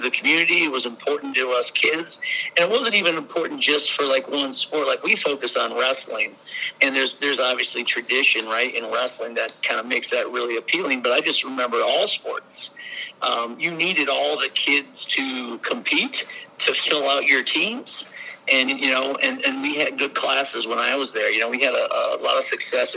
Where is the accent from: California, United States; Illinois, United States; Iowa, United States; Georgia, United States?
Iowa, United States; Humboldt; now in West Lafayette, United States; I'll stick around in my hometown for a few days